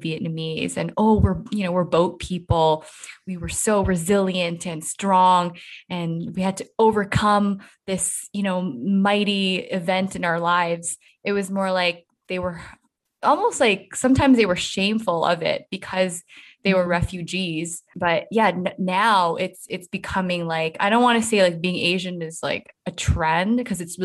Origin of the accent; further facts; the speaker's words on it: Canada; we grow up in like a multicultural mosaic